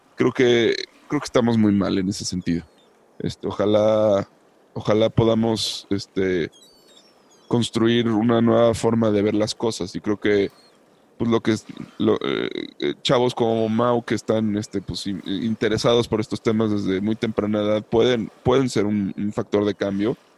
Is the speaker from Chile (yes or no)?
no; Mexico; como mexicanos